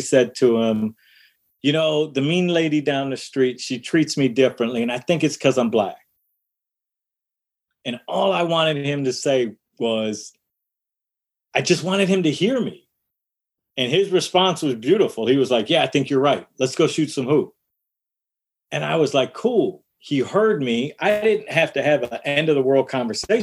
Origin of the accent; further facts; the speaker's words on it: Detroit, Michigan, United States; one of my experiences growing up in Detroit was playing basketball in the backyard